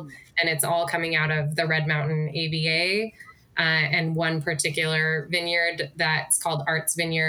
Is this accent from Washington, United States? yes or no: yes; Washington, United States; I'm also born and raised Washingtonian, so I grew up on the other side of the state where most of the grapes are grown.